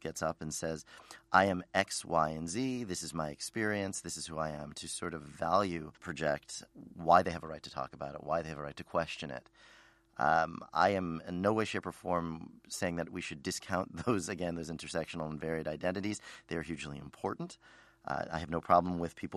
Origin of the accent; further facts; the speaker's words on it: Philadelphia, Pennsylvania, United States; I grew up in Overbrook Park, which is a very interesting neighborhood outside of Center City, Philadelphia.